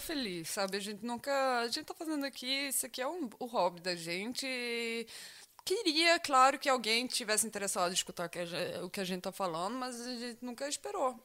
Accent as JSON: {"language": "Portuguese", "country": "Brazil", "tie": "born or raised there", "moved": "yes", "said": "da minha infância no Brasil"}